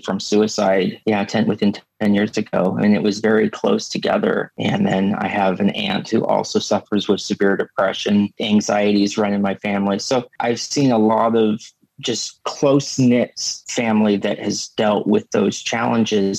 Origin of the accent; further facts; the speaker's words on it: Seattle, Washington, United States; I'm from Seattle, so I live way down the west coast of the United States